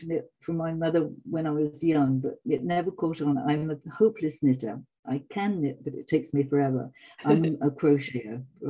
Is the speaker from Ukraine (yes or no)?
no; England, United Kingdom; also born or lived in Canada / Africa / Italy; now in France; No, I'm English originally.